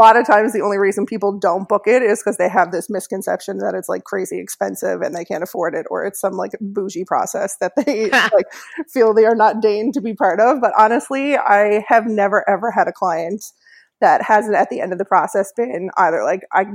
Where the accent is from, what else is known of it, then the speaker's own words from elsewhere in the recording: Newfoundland and Labrador, Canada; also born or lived in Halifax / Toronto; I'm from Newfoundland